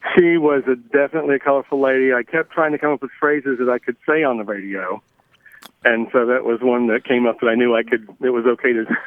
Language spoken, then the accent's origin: English; Blue Ridge Mountains of Virginia, United States; also born or lived in Washington Heights, New York City; now in New York City, United States; I grew up in the Blue Ridge Mountains of Virginia